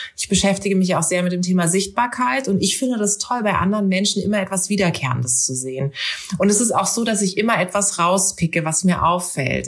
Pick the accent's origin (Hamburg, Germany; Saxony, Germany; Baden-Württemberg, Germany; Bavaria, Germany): Baden-Württemberg, Germany; Karlsruhe; durch Karlsruhe, durch meine Heimatstadt